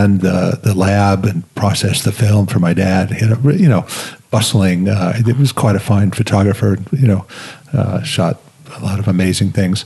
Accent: New York, United States; also born or lived in Los Angeles / Santa Monica; I grew up in New York as well.

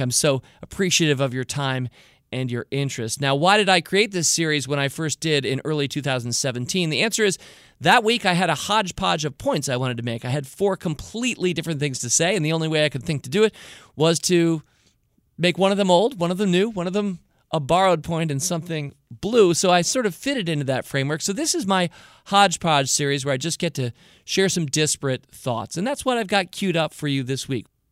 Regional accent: United States; I'm an American, so I have an American point of view

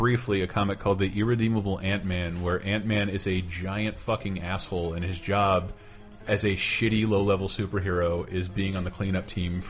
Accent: Florida, United States; I'm from Florida.

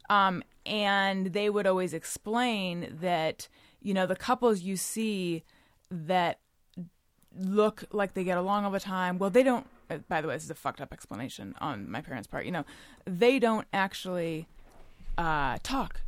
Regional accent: California, United States; moved away; also born or lived in New York; I'm from California originally, but I was living in New York for, uh, eight and a half years

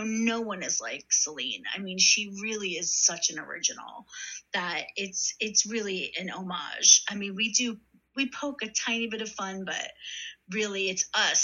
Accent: Philadelphia, Pennsylvania, United States; moved away; I'm originally from Philadelphia, and when my parents retired, they went down the shore, hon. That's what we say

